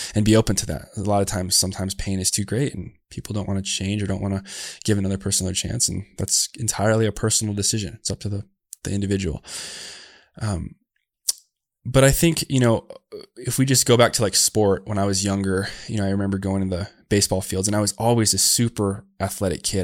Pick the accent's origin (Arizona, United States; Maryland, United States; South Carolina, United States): Arizona, United States; Tucson; I was born down in Tucson, Arizona, and I grew up to a single mom